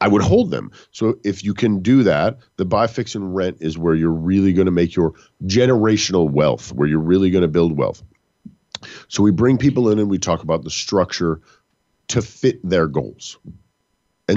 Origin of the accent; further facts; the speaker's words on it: Texas, United States; I'm from Texas.